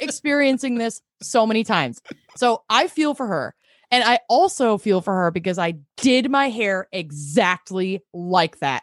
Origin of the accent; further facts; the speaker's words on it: Connecticut, United States; I grew up in Connecticut in the eighties and nineties